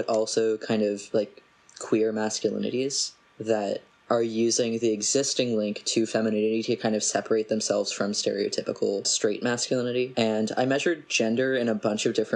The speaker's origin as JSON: {"language": "English", "region": "New Jersey", "country": "United States", "said": "I'm from New Jersey"}